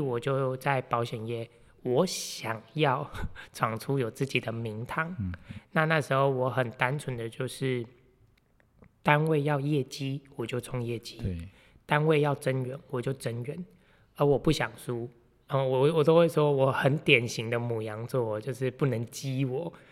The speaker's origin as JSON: {"language": "Chinese", "town": "Meishan", "region": "Chiayi County", "country": "Taiwan", "said": "我是来自嘉义梅山乡俗称茶叶小王子的"}